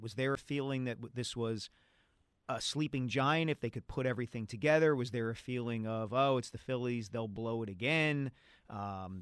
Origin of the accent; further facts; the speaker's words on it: Glenside, Pennsylvania, United States; I grew up kind of in Glenside, you know, Ardsley, Abington, Upper Dublin